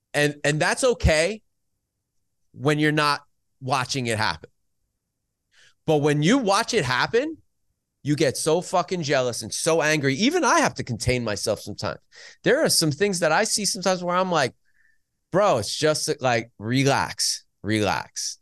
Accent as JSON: {"language": "English", "country": "United States", "tie": "born or raised there", "said": "Growing up in the New York region, f, Pennsylvania"}